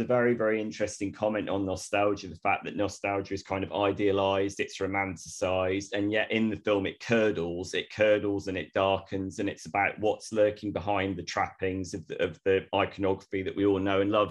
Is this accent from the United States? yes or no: no; Torquay, South West England, United Kingdom; moved away; also born or lived in Bristol; I'm a West Country boy, I'm from Devon originally